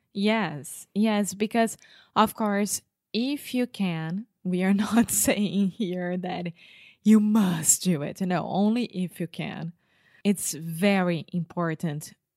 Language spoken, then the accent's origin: English; Brazil; English is a second language; I was raised in Brazil, which has a different culture of the United States